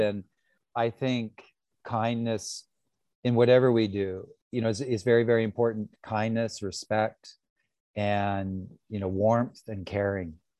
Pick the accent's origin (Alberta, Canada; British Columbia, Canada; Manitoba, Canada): British Columbia, Canada; now in Bali, Indonesia; I'm from British Columbia